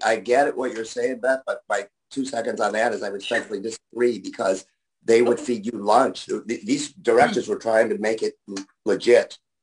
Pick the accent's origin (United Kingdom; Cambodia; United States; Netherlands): United States; Buffalo, New York; moved away; because I'm from Buffalo.